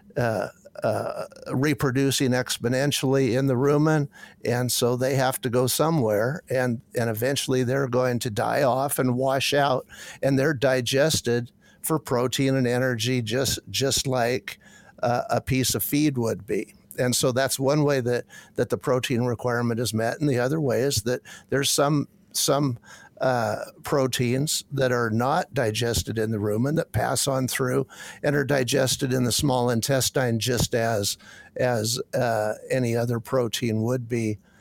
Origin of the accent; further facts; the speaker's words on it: Washington, United States; moved away as an adult; also born or lived in Kansas / Kentucky; I could get back in, the, in my home country